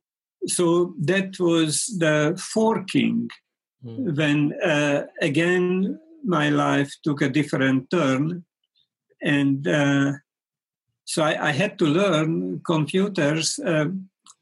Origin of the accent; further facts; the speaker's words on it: Hungary; moved away as an adult; also born or lived in Paris, France / India / United States; now in Brighton, United Kingdom; I'm a Hungarian-born American living in Brighton